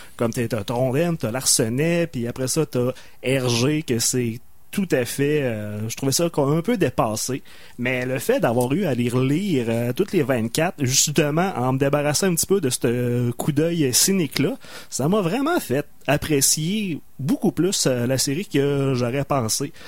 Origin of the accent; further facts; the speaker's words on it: Loretteville, Quebec, Canada; j'ai grandi à Loretteville